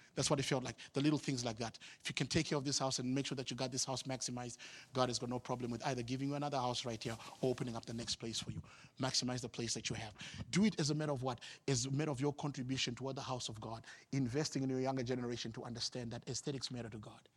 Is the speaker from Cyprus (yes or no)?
no; Harare, Zimbabwe; moved away as an adult; I'm from the capital city. I'm from Harare, and my job moved me here recently